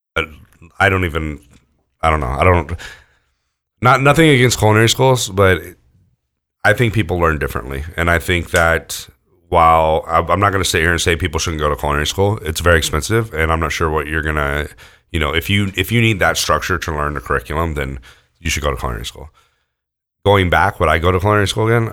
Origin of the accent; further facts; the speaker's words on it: near Lake Tahoe, California, United States; also born or lived in Houston, Texas; when I was, like, in second grade, my family moved out to California